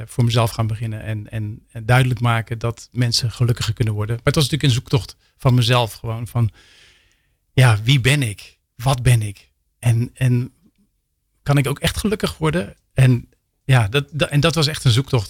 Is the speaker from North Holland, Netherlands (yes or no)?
no; Rotterdam, South Holland, Netherlands; In Rotterdam, delshaven